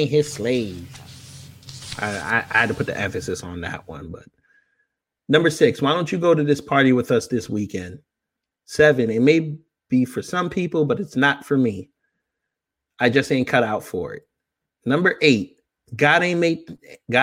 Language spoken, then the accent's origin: English; New York, United States; I'm from New York